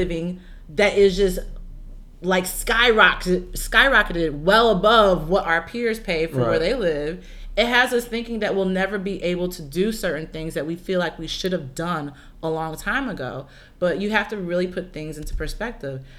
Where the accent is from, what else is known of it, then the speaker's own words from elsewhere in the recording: Midwest, United States; now in California, United States; I'm originally from the Midwest